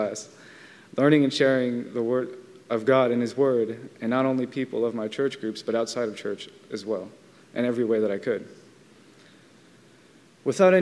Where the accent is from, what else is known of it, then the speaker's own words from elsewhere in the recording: Vallejo, California, United States; I grew up in Vallejo, California